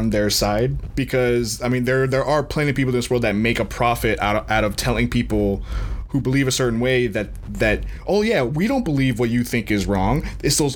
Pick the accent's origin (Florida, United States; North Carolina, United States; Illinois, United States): Florida, United States; we're both from Florida